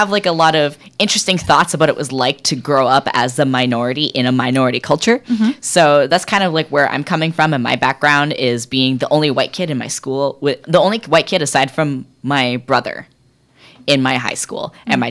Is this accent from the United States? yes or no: no; Bella Bella, British Columbia, Canada; now in Vancouver, Canada; I'm very hinged on being from British Columbia. I have a huge identity tie to where I grew up in Bella Bella. My identity is very interesting because I grew up in an Indigenous community. I'm an adopted member of the Heltsic Nation, but I'm not Indigenous.